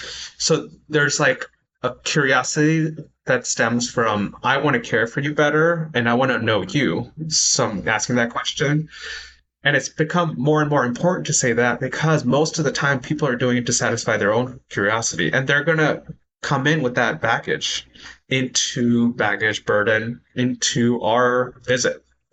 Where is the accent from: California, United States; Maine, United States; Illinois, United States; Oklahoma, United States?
California, United States; San Francisco; also born or lived in India; I was born in India, so I could say that. For many people who grew up here, I'm like, well, I don't know. I'm from U.S., San Francisco, right?